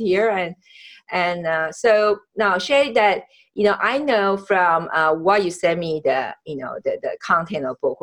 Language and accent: English; Taiwan; now in United States; I was born in Taiwan